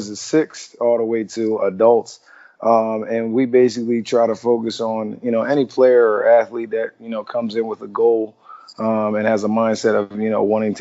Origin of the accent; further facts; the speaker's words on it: Coachville, Pennsylvania, United States; moved away; Coaching Victory out in Coachville, Pennsylvania